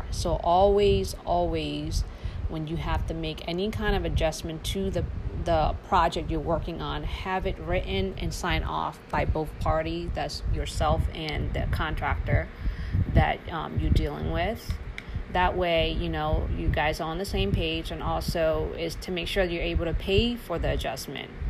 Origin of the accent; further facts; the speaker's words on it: Laos; now in Charlotte, United States; I am a refugee from Laos, it's a small small country next to Thailand, Vietnam, and Cambodia.